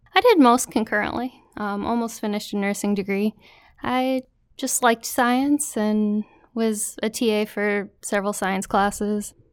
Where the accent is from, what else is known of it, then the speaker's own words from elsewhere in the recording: Waterloo, New York, United States; also born or lived in Syracuse, New York / Brockport, New York; I grew up in Waterloo, New York. It's in the central New York Finger Lakes region